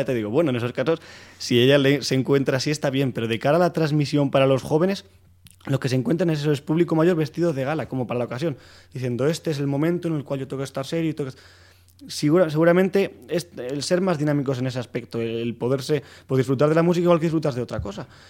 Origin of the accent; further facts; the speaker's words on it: Soria, Castile and León, Spain; moved away as an adult; now in Madrid, Spain; yo soy de Soria y llegué aquí a Madrid